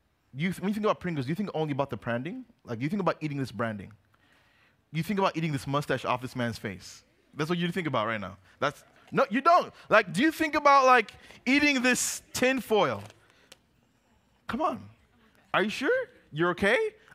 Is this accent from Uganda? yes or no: yes; Uganda; Now, when I was growing up, we grew up in Uganda. We come back to visit the States every 5 or so years.